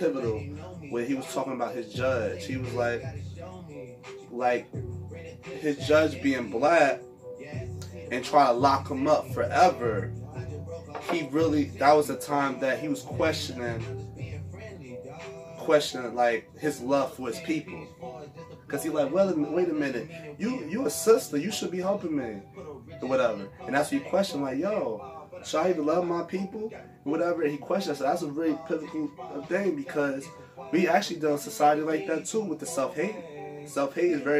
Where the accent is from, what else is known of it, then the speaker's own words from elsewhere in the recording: North New Jersey, United States; I was born and raised in North New Jersey